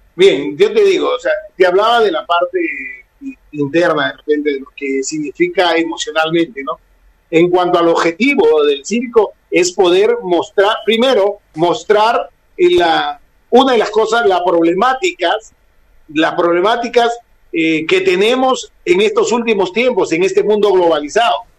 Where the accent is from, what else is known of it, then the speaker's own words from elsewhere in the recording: Peru; Aquí en mi país